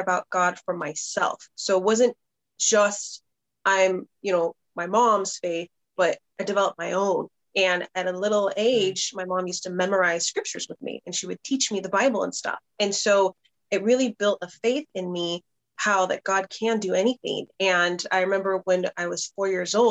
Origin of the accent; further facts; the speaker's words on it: Southern California, United States; born and raised in Southern California.